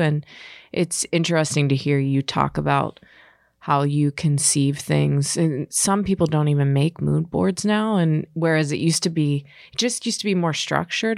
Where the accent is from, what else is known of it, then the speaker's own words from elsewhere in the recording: Pittsburgh, Pennsylvania, United States; I'm from Pittsburgh